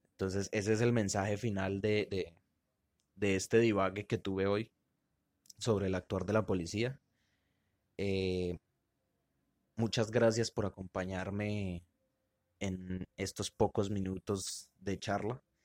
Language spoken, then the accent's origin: Spanish; Colombia; somos colombianos